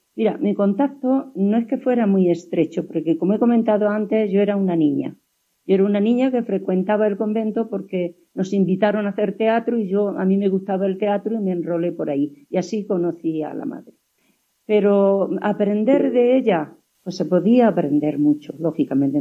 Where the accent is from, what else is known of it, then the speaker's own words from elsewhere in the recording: Huéscar, Andalusia, Spain; Mi pueblo se llama Huescar, y eh, yo era una niña